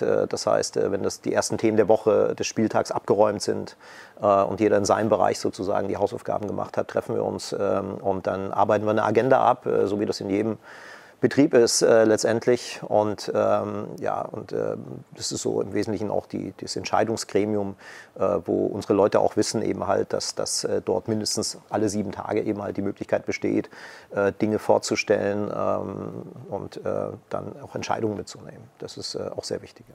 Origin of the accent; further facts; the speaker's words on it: Dresden, Saxony, Germany; moved away as an adult; zurück zu sein in meiner Heimatstadt